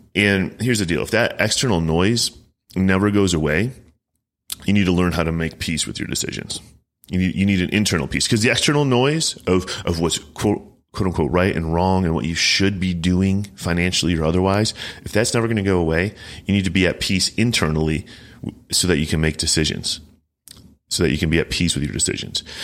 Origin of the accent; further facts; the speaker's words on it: Chicago, Illinois, United States; I'm from Chicagoland